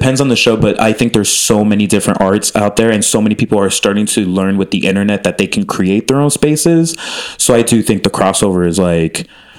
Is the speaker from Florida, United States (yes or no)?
yes; Miami, Florida, United States; also born or lived in Chicago; And I grew up in Miami, but then I moved to Chicago and then came out here.